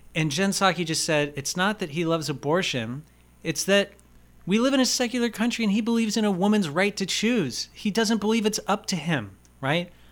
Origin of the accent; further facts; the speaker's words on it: United States; I'm an American